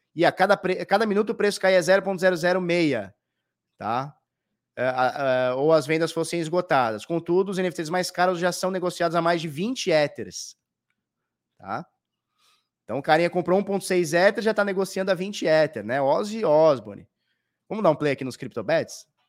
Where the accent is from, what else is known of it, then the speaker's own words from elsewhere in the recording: Brazil; nós que somos do Brasil